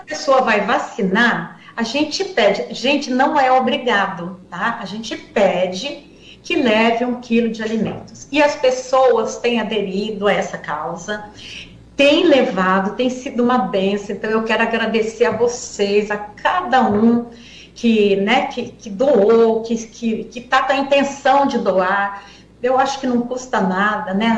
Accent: Guarujá, São Paulo, Brazil; eu sou do Guarujá

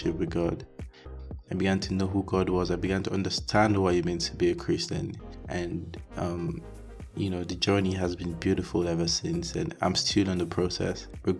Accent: Nigeria; moved away as an adult; also born or lived in Hungary; I was born and raised in Nigeria

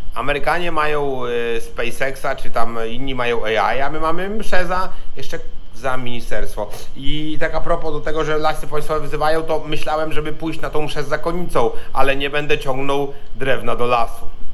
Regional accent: Świdnik, Lublin Voivodeship, Poland; also born or lived in Gdańsk / Poznań / Warsaw; now in Kraków, Poland; ja jestem z małego Świdnika Podlubelskiego

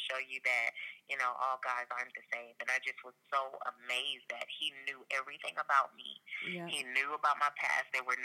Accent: Los Angeles, California, United States; I'm from Los Angeles, so a lot of people in L.A. knew about me

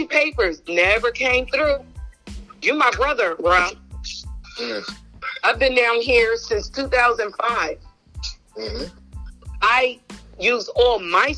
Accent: New York, United States; now in Georgia, United States; I'm from New York

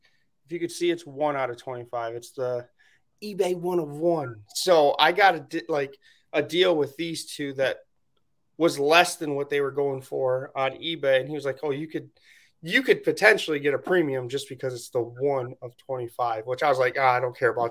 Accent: Michigan, United States; I'm from Michigan

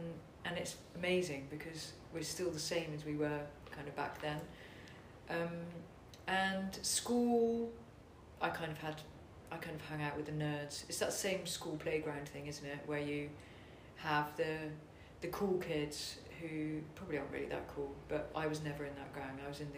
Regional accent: Netherlands; So I was brought up abroad in Holland

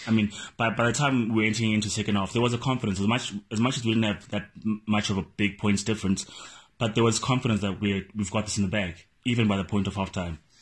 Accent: South Africa; as a South African

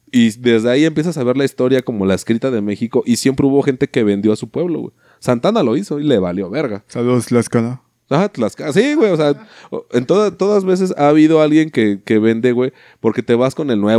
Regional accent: Cuba; yo compro la comida porque pues soy cubano

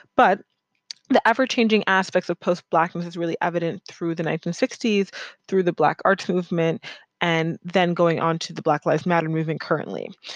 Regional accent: United States; I grew up in America

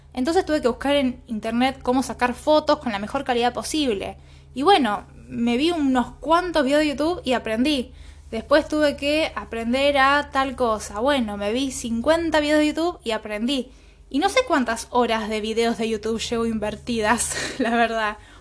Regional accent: Villa Caraza, Buenos Aires, Argentina; nací en, en Villa Caraza

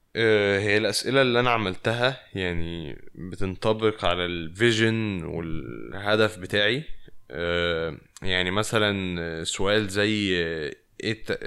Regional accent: Egypt; now in Paris, France; من مصر

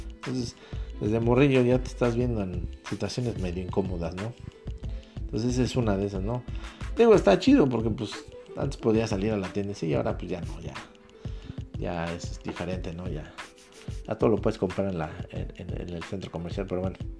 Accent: Mexico; somos, mexicanos, somos hispanos

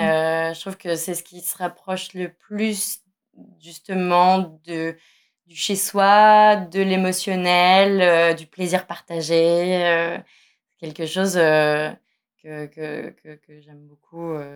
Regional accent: Nice, Provence-Alpes-Côte d'Azur, France; j'ai grandi à Nice

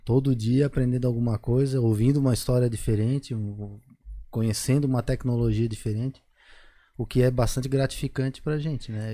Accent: Florianópolis, Santa Catarina, Brazil; moved away as an adult; also born or lived in United States; acabei voltando para a Floripa também, onde eu nasci

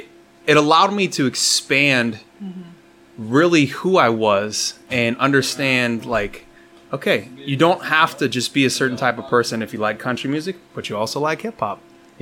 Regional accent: Colorado, United States; now in Tyler, United States; I was born and raised in Colorado.

